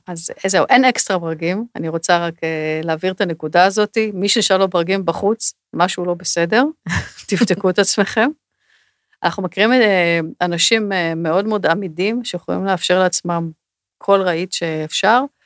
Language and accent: Hebrew; Israel